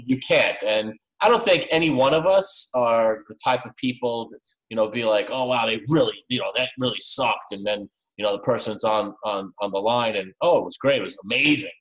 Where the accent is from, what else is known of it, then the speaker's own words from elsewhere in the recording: New York, United States; I'm from New York as well